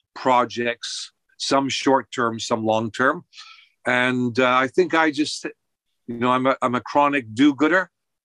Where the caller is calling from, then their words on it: Fukuoka, Japan; I'm speaking from Fukuoka, and you're in Texas.